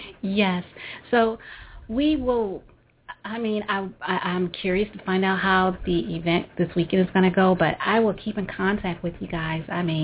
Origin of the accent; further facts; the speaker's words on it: New York City, New York, United States; now in Delaware, United States; I am originally from Brooklyn, New York.